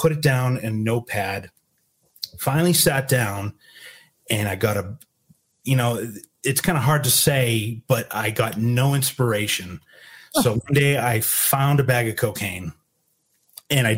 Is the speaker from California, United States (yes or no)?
no; Boston, Massachusetts, United States; accent: Boston; moved away; also born or lived in San Antonio; I'm from Boston